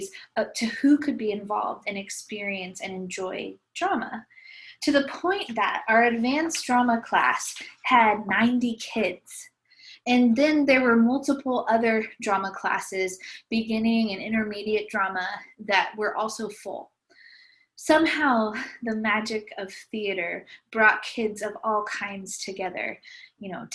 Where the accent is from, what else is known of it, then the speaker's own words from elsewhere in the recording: Visalia, California, United States; I grew up in Visalia, California, and I loved it there.